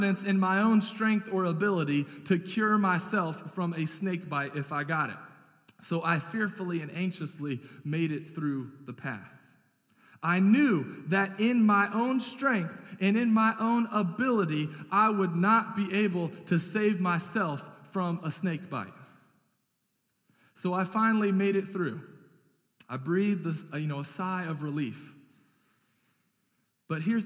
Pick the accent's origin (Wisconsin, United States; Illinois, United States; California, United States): California, United States; moved away; I grew up out in California where we had rattlesnakes that were fairly common